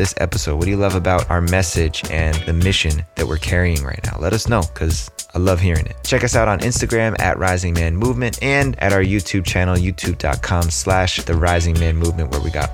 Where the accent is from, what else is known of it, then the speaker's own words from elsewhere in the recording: New Jersey, United States; I grew up, you know, growing up in New Jersey